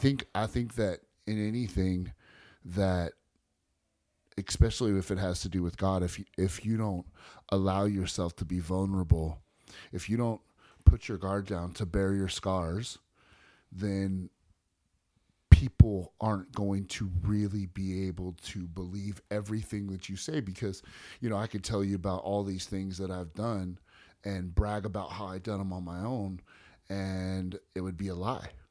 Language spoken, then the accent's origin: English; Bay Area, California, United States; I was born and raised in the Bay Area and California